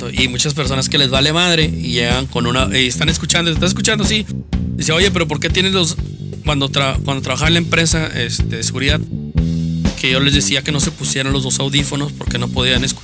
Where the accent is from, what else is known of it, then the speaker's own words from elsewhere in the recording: Guadalupe, Nuevo León, Mexico; Yo soy de Guadalupe, en mi colonia quedan señores cholos, pero niños